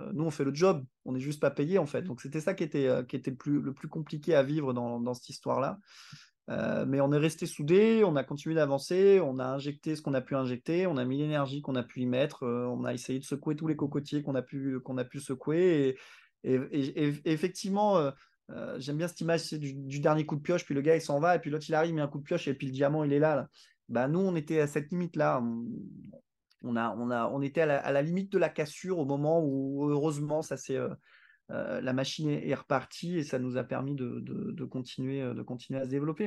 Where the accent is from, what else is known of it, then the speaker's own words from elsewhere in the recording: Réunion; je suis né ici, j'ai vécu ici